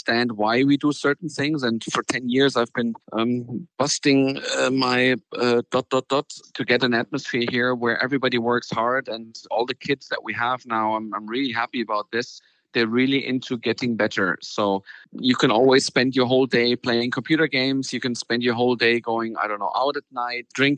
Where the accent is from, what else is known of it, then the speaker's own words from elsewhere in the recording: Frankfurt, Hesse, Germany; Frankfurt's been my hometown. So I grew up here